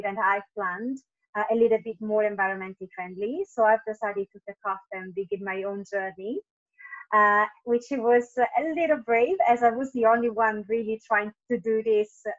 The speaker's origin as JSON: {"language": "English", "country": "Italy", "also_born_or_lived": "Tenerife, Spain / London, United Kingdom", "moved": "as an adult", "lives_now": "Singapore", "said": "I am originally from Italy, and I have been working in events since I was 18"}